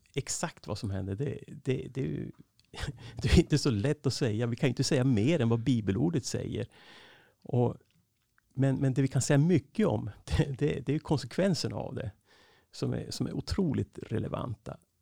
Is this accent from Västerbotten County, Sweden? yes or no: yes; Skellefteå, Västerbotten County, Sweden; also born or lived in Norrbotten; now in Uppsala, Sweden; jag är född uppe i Norrbotten, uppvuxen i Skellefteå